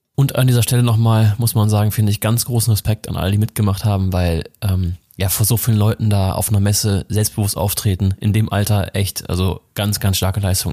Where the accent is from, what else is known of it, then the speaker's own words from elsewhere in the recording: Rhineland, Germany; Ich bin ja gebürtiger Rheinländer, an Weiber fast noch geboren